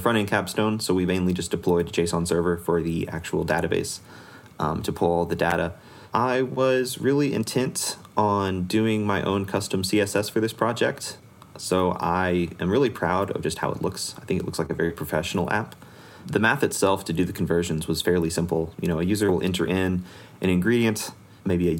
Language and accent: English; Missouri, United States; I'm actually from Missouri